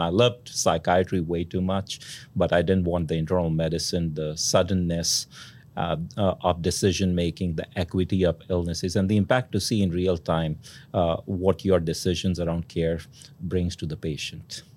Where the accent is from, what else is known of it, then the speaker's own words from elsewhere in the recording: India; moved away; I grew up in India, uh, in a middle class, uh, household